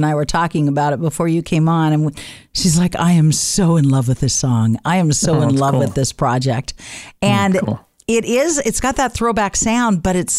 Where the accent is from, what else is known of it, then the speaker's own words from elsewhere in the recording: Reedsport, Oregon, United States; It's for and about the community that I grew up in Reedsport.